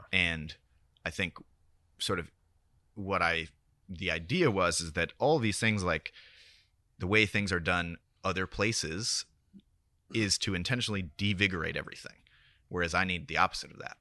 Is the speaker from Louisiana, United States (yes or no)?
no; Sebastopol, California, United States; moved away as an adult; also born or lived in Oakland, California; now in Marfa, United States; I was born in Oakland, moved to Sebastopol when I was nine, went to school there